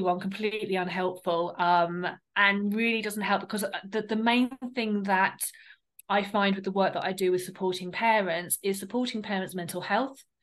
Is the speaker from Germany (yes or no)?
no; United Kingdom; we're from the South. So there was a very like difference in our um, accents